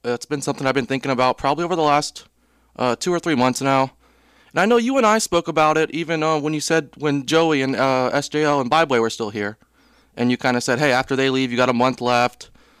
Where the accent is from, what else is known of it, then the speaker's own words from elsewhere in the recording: Tampa, Florida, United States; I was born and raised in Tampa